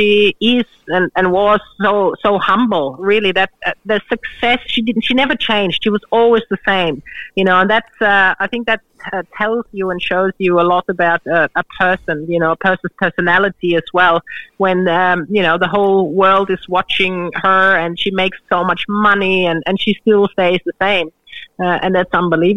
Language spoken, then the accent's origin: English; Australia; being an Australian